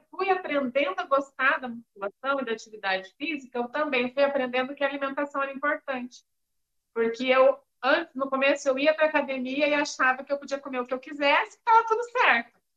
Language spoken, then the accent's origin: Portuguese; Curitiba, Paraná, Brazil; now in Maringá, Brazil; Sou paranaense, sou nascida em Curitiba, mas já estou há alguns anos em Maringá, no Paraná.